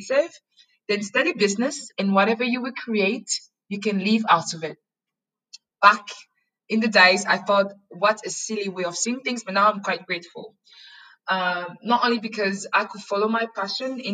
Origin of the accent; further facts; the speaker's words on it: Yaoundé, Centre, Cameroon; also born or lived in London; now in Berlin, Germany; So I was born and I grew up in Cameroon, the wonderful Western African nation of Cameroon